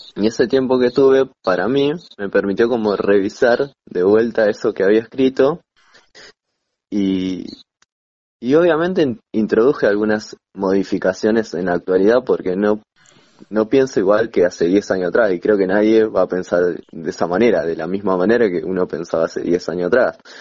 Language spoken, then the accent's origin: Spanish; Rafael Castillo, Buenos Aires Province, Argentina; soy de La Matanza, eh, de Rafael Castillo